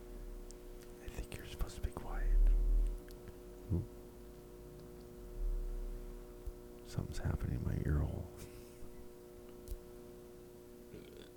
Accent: Pacific Northwest, United States; we're from the Pacific Northwest

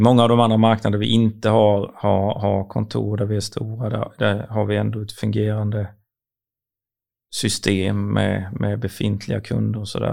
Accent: Sweden; vi väldigt kända för att vara punktliga och ärliga som svenskar

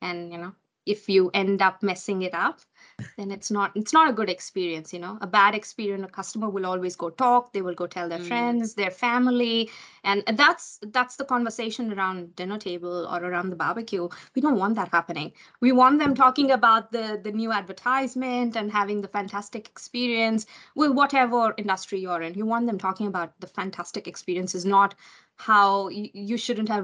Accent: India; now in Auckland, New Zealand; I'm from India, I'm an immigrant here

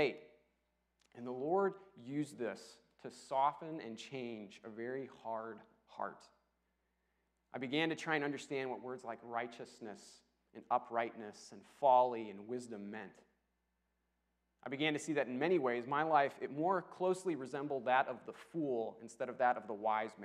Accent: Rockford, Illinois, United States; moved away as an adult; also born or lived in Dallas; I grew up in Rockford, and it has a bit of a rough reputation

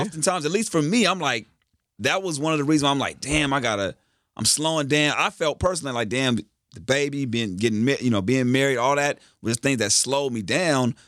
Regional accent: Carson, California, United States; I'm from Carson

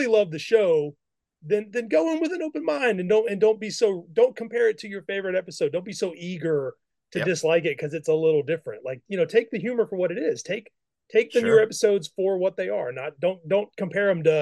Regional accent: Mississippi, United States; I grew up in Mississippi

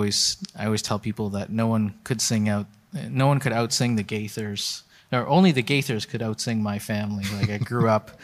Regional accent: Winnipeg, Manitoba, Canada; also born or lived in Edmonton; I grew up in Winnipeg, Manitoba, which if you can imagine North America, it's like dead center

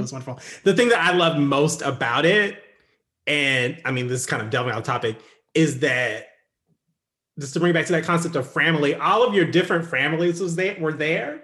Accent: United States; even being black in America, I'm still an American

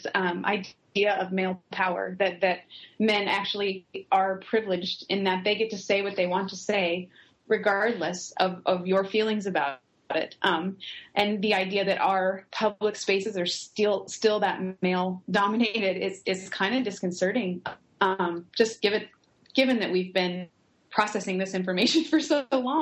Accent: Lincoln, Nebraska, United States; also born or lived in Dallas; now in Minneapolis, United States; I grew up in in Lincoln, Nebraska, which is a relatively small area, and now live in Minneapolis

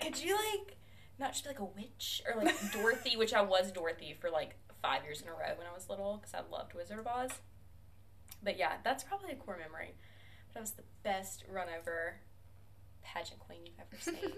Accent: Demopolis, Alabama, United States; I am a second year grad student from Demopolis, Alabama.

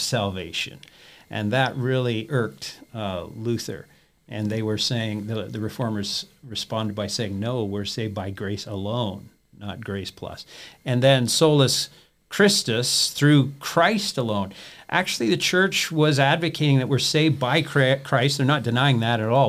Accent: Peterborough, Ontario, Canada; moved away as an adult; Grew up in Canada and, uh, attended a, a one-year Bible college, there in my hometown of Peterborough, Ontario

